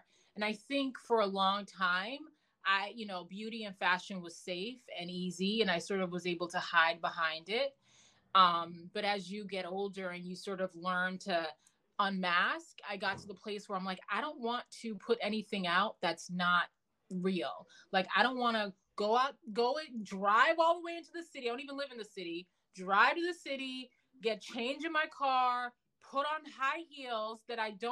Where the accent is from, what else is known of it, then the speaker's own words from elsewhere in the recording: Massachusetts, United States; also born or lived in New York; I had just moved from New York back to the, you know, where I grew up in Massachusetts